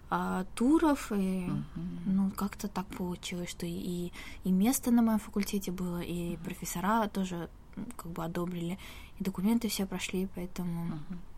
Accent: Tashkent, Uzbekistan; moved away as an adult; now in South Korea; Да, в Ташкенте.

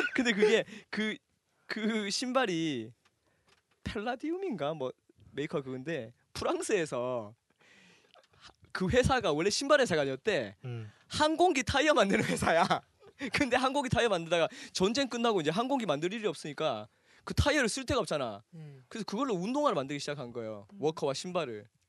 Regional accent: Daegu, South Korea; 내가 대구 출생

